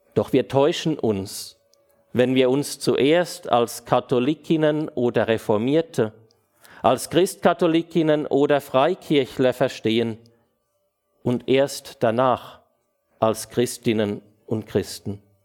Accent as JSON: {"language": "German", "country": "Switzerland", "said": "bei uns in der Schweiz"}